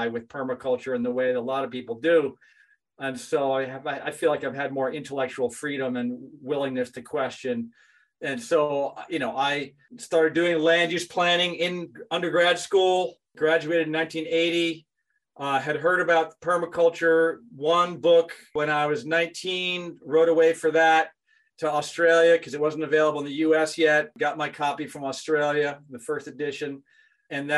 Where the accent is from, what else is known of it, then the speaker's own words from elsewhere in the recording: Western Connecticut, United States; I grew up in Connecticut, in Western Connecticut